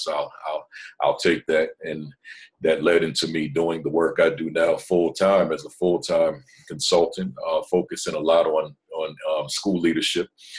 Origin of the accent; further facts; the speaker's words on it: New Jersey, United States; I'm from Jersey, so went on back home to Jersey